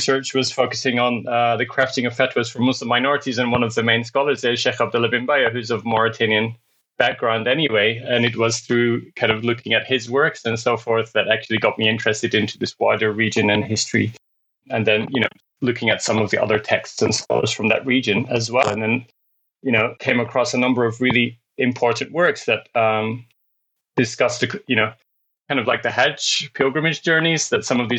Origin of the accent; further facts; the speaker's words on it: Scotland, United Kingdom; now in Sydney, Australia; I'm based in Sydney, Australia, although I'm originally from Scotland, actually, although I don't have the accent anymore.